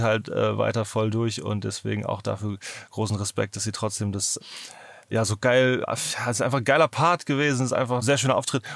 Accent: Northern Germany, Germany; ich komme ja aus Norddeutschland

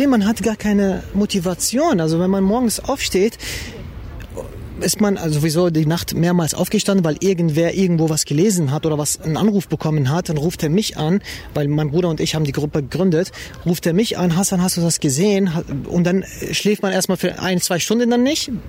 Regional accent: Germany; wir interpretieren uns als deutsche Muslime und nicht irgendwie als Iraner oder Türken oder arabische Muslime, sondern wirklich als deutsche Muslime.

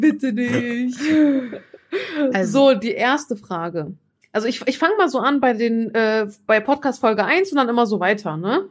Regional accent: Turkey; now in Germany; in der Türkei, wo ich herkomme

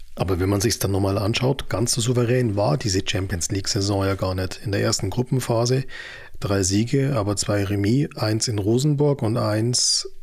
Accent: Ismaning, Bavaria, Germany; in Ismaning, in dem Münchner Vorort, in dem ich aufgewachsen bin

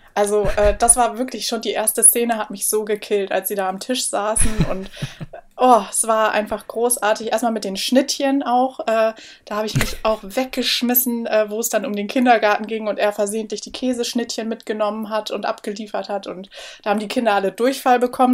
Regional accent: Bremen, Germany; now in Hamburg, Germany; ich komme ja aus Bremen

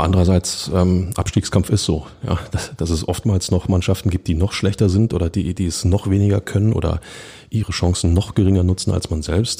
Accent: Berlin, Germany; als Berliner

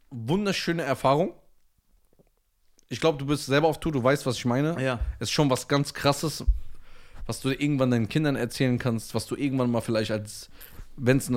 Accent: Germany; Ich bin Deutscher.

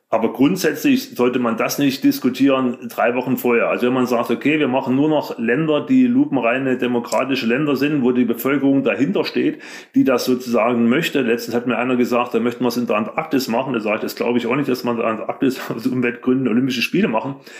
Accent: Leipzig, Saxony, Germany; Ich bin in der DDR groß geworden

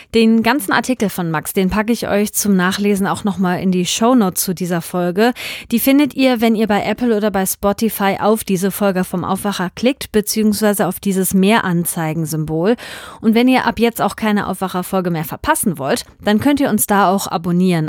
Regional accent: North Rhine-Westphalia, Germany; Bei uns in Nordrhein-Westfalen

